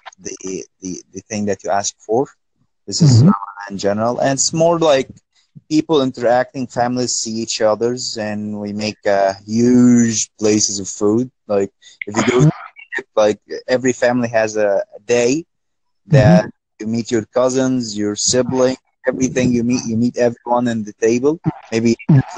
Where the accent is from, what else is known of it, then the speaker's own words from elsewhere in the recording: Egypt; I'm from Egypt